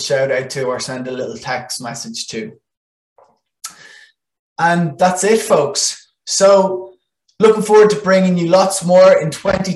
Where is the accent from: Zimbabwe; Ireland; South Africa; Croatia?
Ireland; first language Irish